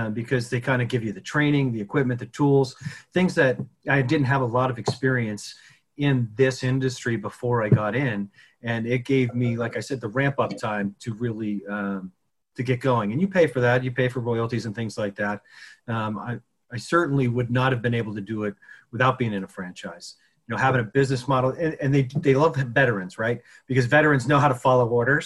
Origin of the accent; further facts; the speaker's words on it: Connecticut, United States; I grew up in Connecticut